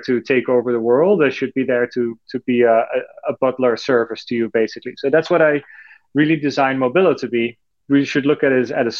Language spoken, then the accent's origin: English; Netherlands; moved away; I'm from Europe, originally from the Netherlands